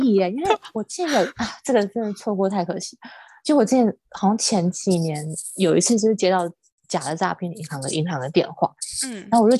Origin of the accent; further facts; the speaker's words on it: Xinjiang, China; now in United States; 那我就回答说，新疆维吾尔维吾尔人逃难来到美国。